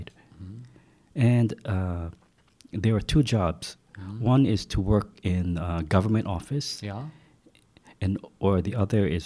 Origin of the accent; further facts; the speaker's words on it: Hilo, Hawaii, United States; moved away as an adult; also born or lived in Fukushima, Japan; now in Japan; I was born in Hilo.